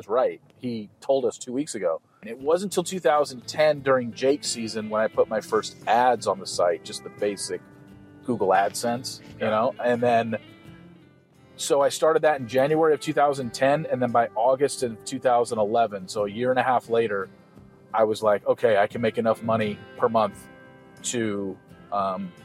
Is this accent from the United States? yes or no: yes; Southern California, United States; moved away; I grew up in Southern California